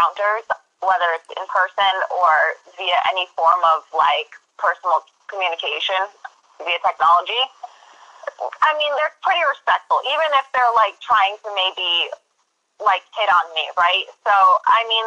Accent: Western Massachusetts, United States; I grew up in Western Mass

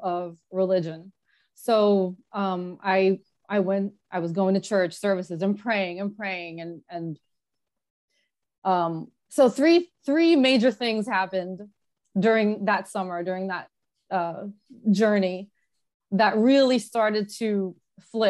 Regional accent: New Jersey, United States; moved away as an adult; also born or lived in Los Angeles; now in California, United States; We were born and raised in Jersey

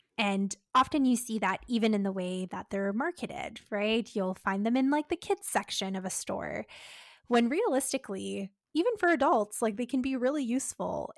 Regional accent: Canada; We're Canadian dietitians supporting those with eating disorders

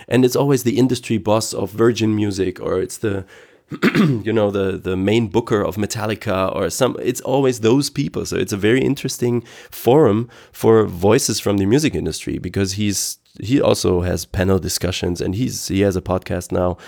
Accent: Aachen, North Rhine-Westphalia, Germany; English is a second language; here in Aachen, I'm, I'm from Aachen, West Germany

